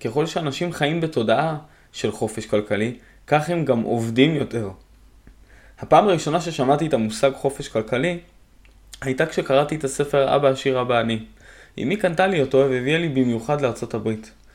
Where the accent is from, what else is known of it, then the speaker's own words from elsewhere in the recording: Haifa, Haifa District, Israel; moved away as an adult; now in Hadera, Israel; בין חיפה עיר מולדתי